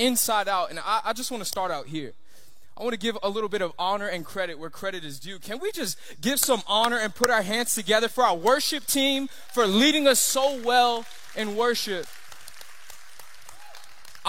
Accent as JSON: {"language": "English", "area": "Long Island", "region": "New York", "country": "United States", "tie": "born or raised there", "also_born_or_lived": "Miami, Florida, United States", "moved": "yes", "said": "I grew up in New York, and at about 5 years old, my parents they made a decision to move out to Long Island"}